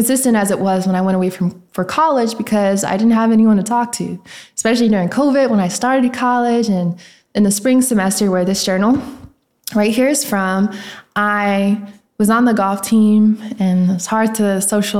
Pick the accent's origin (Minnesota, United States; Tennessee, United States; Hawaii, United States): Tennessee, United States; Nashville; also born or lived in Memphis, Tennessee; I am from Tennessee, Nashville to be exact, and I do be in Memphis, you know, for school